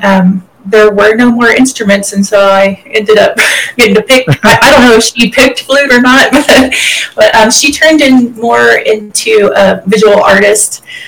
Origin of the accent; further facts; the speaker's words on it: Texas, United States; Kind of grew up a lot of places, but kept returning back to East Texas a lot. Started school there, and I finished high school there.